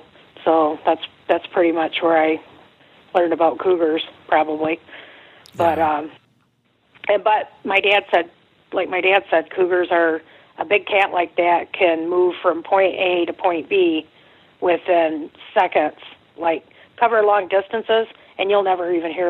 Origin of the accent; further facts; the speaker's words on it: Oklahoma, United States; It was like the tornado siren. I'm from Oklahoma, and it starts out real slow, and then it builds up